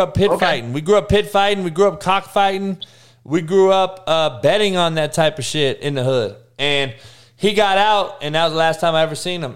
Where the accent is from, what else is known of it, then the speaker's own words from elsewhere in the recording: Compton, California, United States; also born or lived in Kansas; growing up in Compton, obviously in the '80s